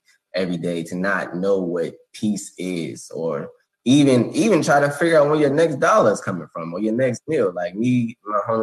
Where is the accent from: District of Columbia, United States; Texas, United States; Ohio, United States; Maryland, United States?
Maryland, United States; Bowie; I'm from Bowie, Maryland